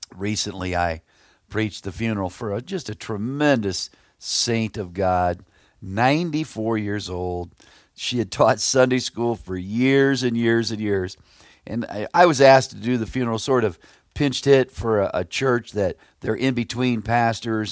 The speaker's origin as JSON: {"language": "English", "town": "Plymouth", "region": "Indiana", "country": "United States", "tie": "born or raised there", "said": "I grew up near Plymouth, Indiana, out in the country"}